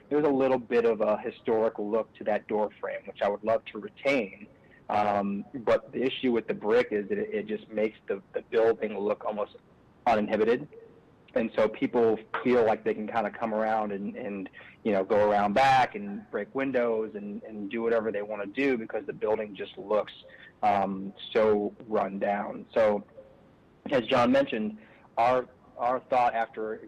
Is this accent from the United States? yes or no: yes; Kalamazoo, Michigan, United States; moved away; I'm from the Kalamazoo area